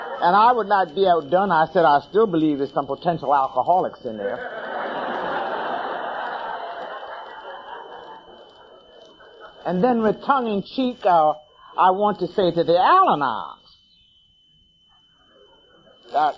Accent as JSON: {"language": "English", "town": "Philadelphia", "region": "Pennsylvania", "country": "United States", "moved": "yes", "lives_now": "Washington, United States", "said": "I am originally from Philadelphia, Pennsylvania."}